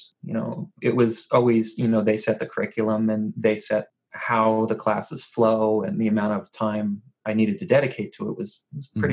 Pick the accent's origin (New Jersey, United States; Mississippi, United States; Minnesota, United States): New Jersey, United States; I was born and raised in New Jersey